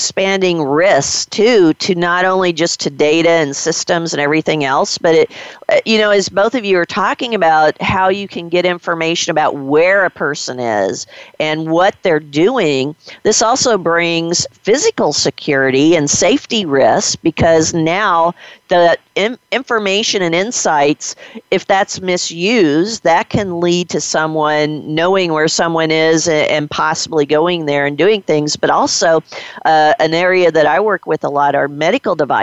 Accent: Missouri, United States; I was born and raised in Missouri

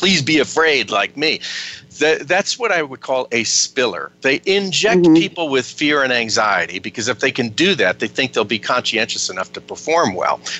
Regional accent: United States; also born or lived in Ireland; I say it as both an American and an Irishman myself

